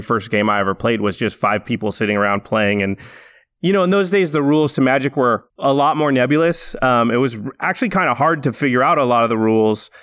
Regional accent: Canby, Oregon, United States; now in Los Angeles, United States; I grew up in a little town outside of Portland, Oregon, a town called Canby

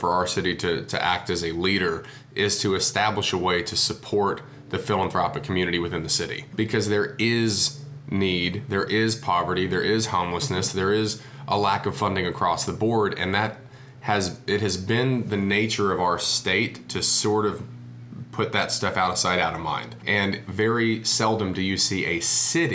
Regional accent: Dallas, Texas, United States; also born or lived in London; When I was in London and people found out I was from Dallas, that was actually more important than saying I was American to some degree.

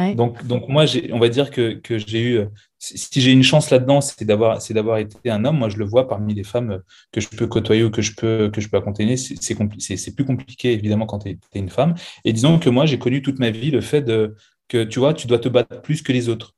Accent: Seine-Saint-Denis, Île-de-France, France; moved away as an adult; also born or lived in La Désirade, Guadeloupe / Canada / United States; now in Bordeaux, France; j'ai grandi en France, dans le 93, certainement l'un des plus beaux départements de France

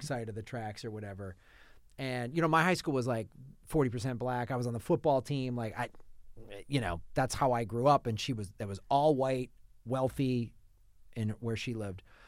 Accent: Evanston, Illinois, United States; also born or lived in Madison, Wisconsin; we moved from Madison, Wisconsin to Evanston, Illinois, and Evanston is on the north shore of Chicago

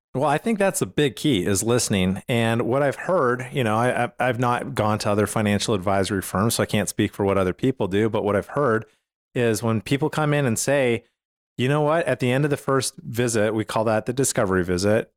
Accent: Canada; now in United States; I come from Canada

